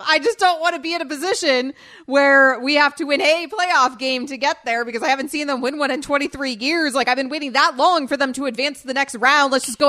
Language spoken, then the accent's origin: English; Sarasota, Florida, United States; growing up in Sarasota, Florida.